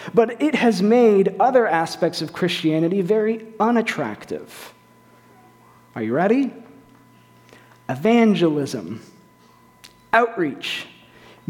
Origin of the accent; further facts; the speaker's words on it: East Bay of San Francisco, California, United States; moved away; I am from California. I'm from the East Bay of San Francisco